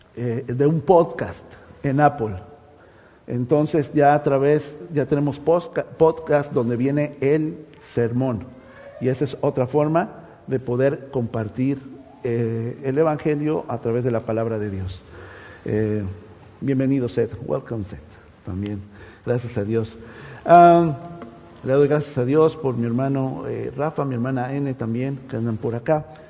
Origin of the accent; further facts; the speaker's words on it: Mexico; moved away; Allá en México hay un dicho, ¿verdad? Eh, en mi país